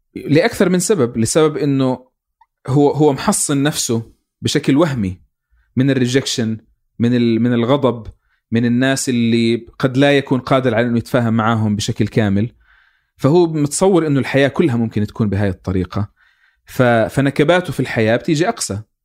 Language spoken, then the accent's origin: Arabic; Palestine; انا يعني كفلسطيني